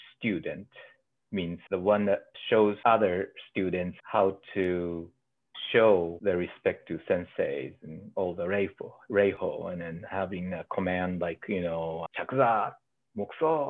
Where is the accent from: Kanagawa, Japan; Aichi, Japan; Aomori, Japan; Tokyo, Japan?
Aichi, Japan; Inuyama; moved away as an adult; also born or lived in Nagoya, Japan; now in Anchorage, United States; I was born in Nagoya and lived there for 6 years and then moved to Inuyama